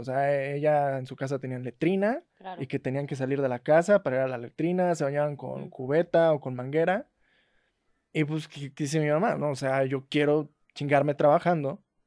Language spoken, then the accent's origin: Spanish; La Huasteca, Mexico; now in Mexico City, Mexico; yo soy orgullosamente huasteco